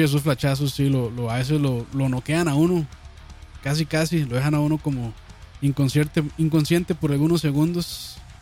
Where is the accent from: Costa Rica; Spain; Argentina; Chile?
Costa Rica; yo como buen tico